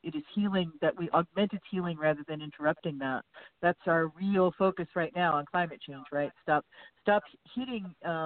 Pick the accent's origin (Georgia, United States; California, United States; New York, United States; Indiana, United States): California, United States; Southern; I grew up in Southern California